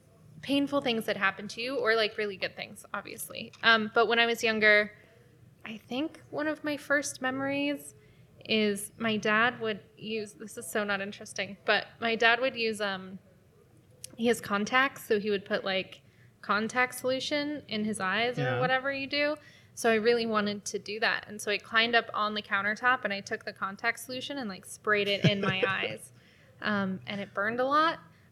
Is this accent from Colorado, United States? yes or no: yes; Denver, Colorado, United States; Anyway, and I'm from Denver, Colorado.